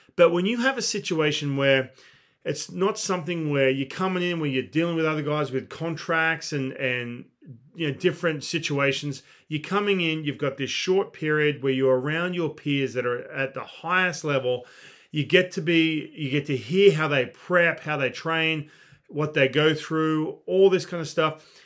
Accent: Australia; I do come from a non-baseball country

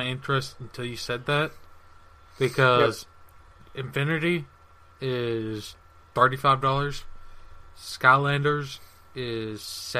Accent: United States; I'm an American. I live in the fucking South, alright?

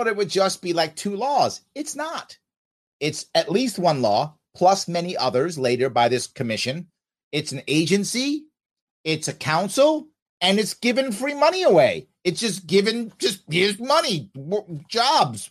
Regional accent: New York City, New York, United States; I grew up in the South Bronx

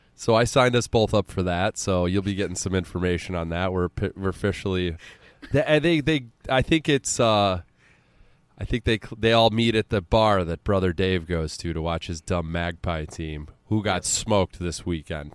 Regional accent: United States; we're American

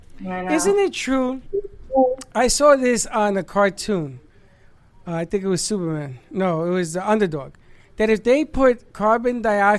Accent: Puerto Rico; I'm from Puerto Rico.

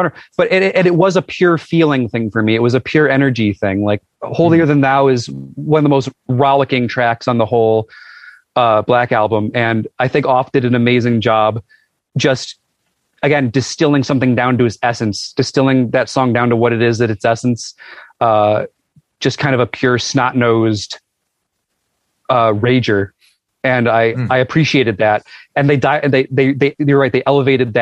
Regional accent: Buffalo, New York, United States; in Buffalo, my hometown

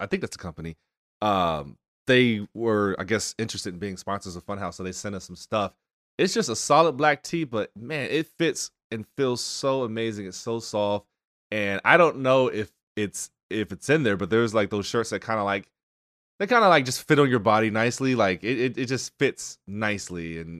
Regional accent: North Carolina, United States; Not sure how I escaped childhood obesity growing up in North Carolina, but I somehow did.

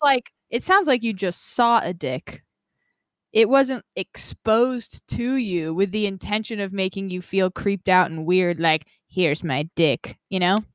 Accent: Nevada, United States; also born or lived in Vermont; now in San Diego, United States; I am from Nevada

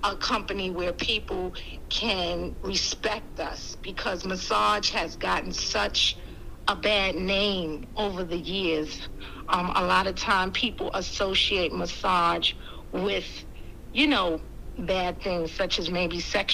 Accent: New York City, New York, United States; moved away as an adult; now in Georgia, United States; I'm originally from Harlem, New York. I've been in Georgia for about 8 to 9 years now

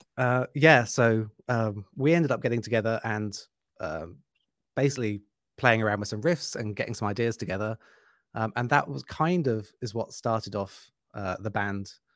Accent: United Kingdom; now in Germany; I've really missed living in Germany and being a Brit

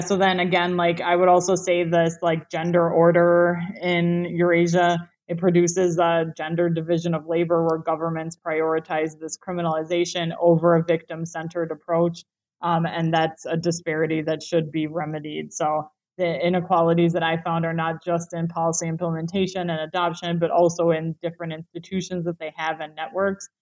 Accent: United States; I'm clearly American

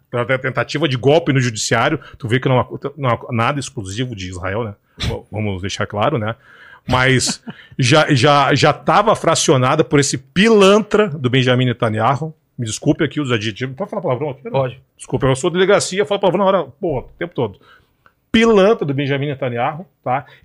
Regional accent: Palestine; Da mesma forma que eu, como palestino, responsabilizo a liderança do Hamas em Gaza

